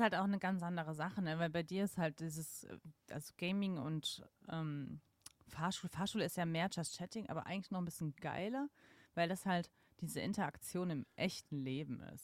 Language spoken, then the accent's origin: German; Mannheim, Baden-Württemberg, Germany; moved away; ich bin ja aufgewachsen in Mannheim und Familie wohnt am Bodensee